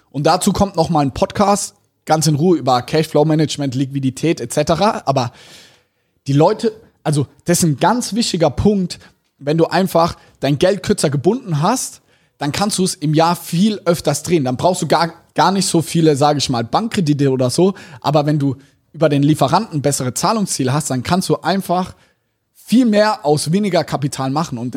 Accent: Germany; also wir als Deutsche, das ist unvorstellbar.

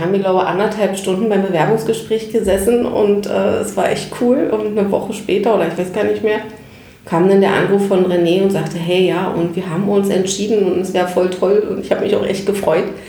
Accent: Berlin, Germany; also born or lived in Warnemünde; bin halt ein klassisches Berliner Kind. Und Berlin ist einfach meine Heimat und äh, bin da groß geworden

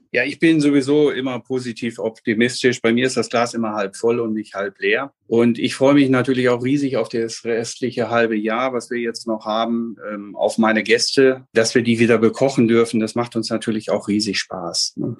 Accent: Bielefeld, North Rhine-Westphalia, Germany; Geboren bin ich in Bielefeld äh, bei Dr. Kramer in der Klinik und bis zu meinem Leben, 18. Lebensjahr hier gewesen

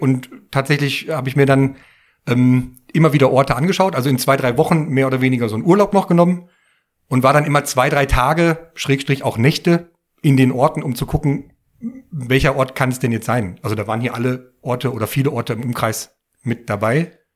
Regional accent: Bottrop, North Rhine-Westphalia, Germany; ich komme ja aus dem Ruhrgebiet, mitten aus dem Pott und da aus Bottrop und äh, in der alten, an dem alten Kiosk, wo äh, ich auch viel in der Jugend immer wieder war

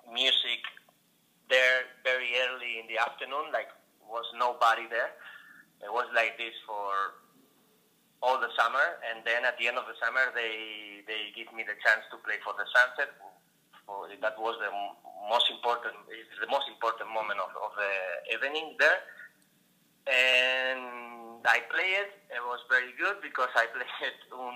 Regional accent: Ibiza, Balearic Islands, Spain; English is a second language; I was born here in Ibiza

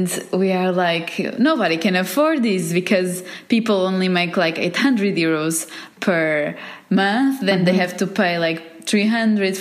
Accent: Lisbon, Portugal; first language Portuguese; English is a second language; moved away as an adult; also born or lived in Paris, France / Istanbul, Turkey / Milan, Italy; now in Newport Pagnell, United Kingdom; I grew up in Lisbon

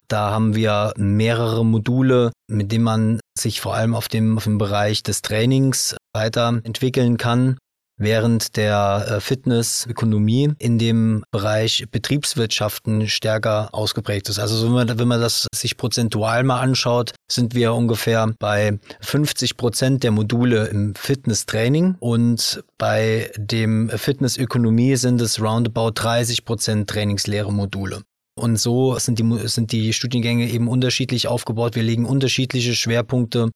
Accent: Saarland, Germany; ich bin hier aus dem Saarland

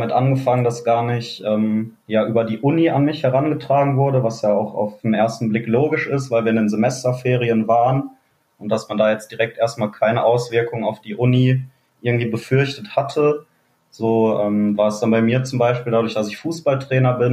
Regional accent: Neukirchen-Vluyn, North Rhine-Westphalia, Germany; komme aus dem wunderschönen Neukirchen

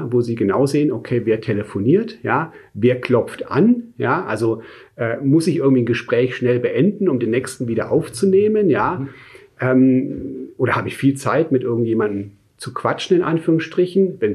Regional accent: Munich, Bavaria, Germany; now in Stuttgart, Germany; Aber in meinem Herzen, in dem Sinn, ist wirklich München ist so meine Heimat, ja.

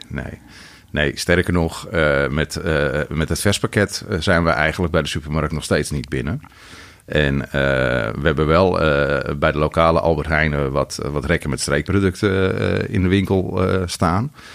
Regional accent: Andijk, North Holland, Netherlands; moved away as an adult; also born or lived in Den Helder; Ik kom uit Andijk

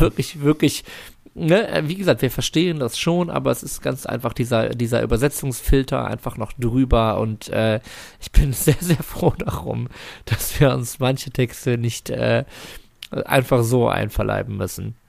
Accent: Germany; wir als Deutsche

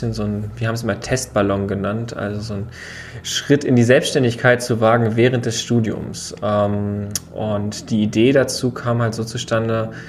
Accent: Rostock, Mecklenburg-Vorpommern, Germany; Wir sind ja beide Rostocker

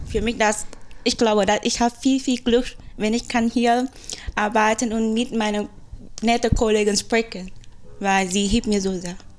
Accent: Vietnam; German is a second language; moved away as an adult; now in Germany; ich komme aus Vietnam

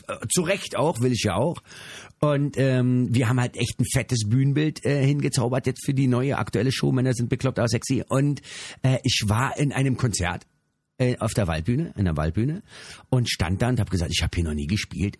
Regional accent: Berlin, Germany; in Berlin spielen. Das ist meine Heimat

